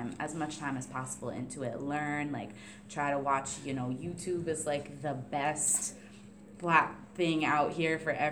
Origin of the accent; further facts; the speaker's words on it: Warren, Rhode Island, United States; I grew up in Warren, Rhode Island.